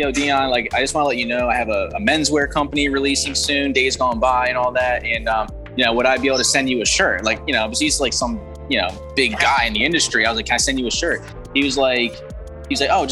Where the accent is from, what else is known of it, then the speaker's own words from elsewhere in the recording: New Jersey, United States; I'm in South Jersey, Atlantic City